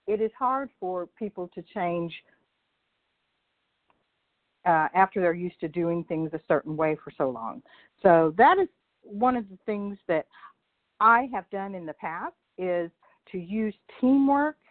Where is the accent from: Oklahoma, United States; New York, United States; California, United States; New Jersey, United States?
Oklahoma, United States; Clearview; I am originally from Clairview, Oklahoma